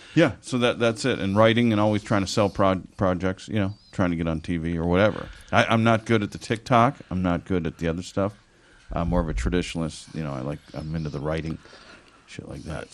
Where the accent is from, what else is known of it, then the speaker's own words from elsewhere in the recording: Orange, California, United States; also born or lived in Midwest / Los Angeles; I grew up in, uh, Orange, in Orange County and lived in L.A. Uh, 20 years